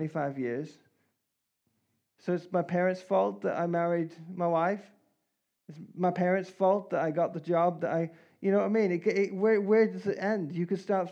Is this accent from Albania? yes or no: no; Canada; now in England; I'm Canadian